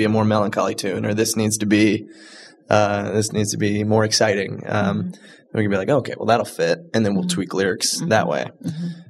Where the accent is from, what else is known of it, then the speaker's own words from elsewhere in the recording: Charleston, South Carolina, United States; now in Chicago, United States; I was raised in Charleston, South Carolina